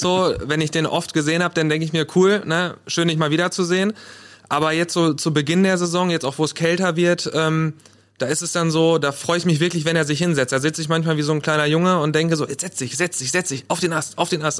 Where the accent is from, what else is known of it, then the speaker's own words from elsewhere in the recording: Paderborn, North Rhine-Westphalia, Germany; Ich komme auch aus Paderborn, so wie mein Vorredner Rick.